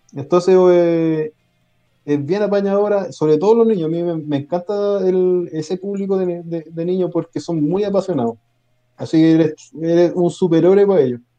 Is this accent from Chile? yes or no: yes; Quilpué, Valparaíso, Chile; moved away as an adult; now in Puerto Montt, Chile; yo realmente, realmente soy de Quilpué. Nací en ah. Quilpué, criado en Quilpué